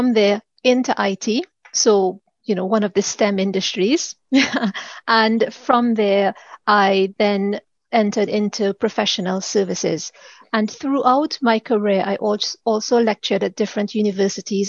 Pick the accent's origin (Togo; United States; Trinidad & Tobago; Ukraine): Trinidad & Tobago; moved away as an adult; now in United Kingdom; I am originally from the Caribbean, Trinidad to be exact